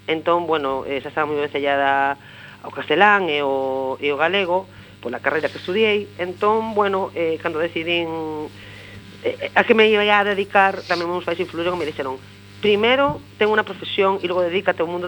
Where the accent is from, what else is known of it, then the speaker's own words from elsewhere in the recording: Vigo, Galicia, Spain; first language Spanish; Galician is a second language; also born or lived in Santiago de Compostela; Eu son, eh, a miña lengua materna, eu son nacín en Vigo. Eh, eh, os meus, a, meu, a, a miña nai, o meu pai, educaronme en, en, en castelán. Eh, a miña lingua materna de feito é o castelán